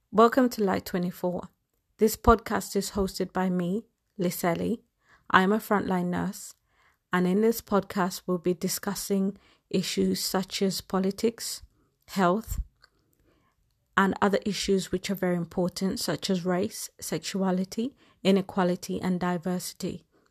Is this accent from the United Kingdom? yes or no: yes; England, United Kingdom; I am a black woman, and I have grown up in England